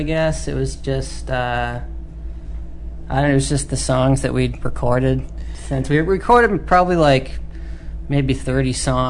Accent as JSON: {"language": "English", "region": "Minnesota", "country": "United States", "tie": "born or raised there", "moved": "yes", "lives_now": "Philadelphia, United States", "said": "I grew up in Minnesota"}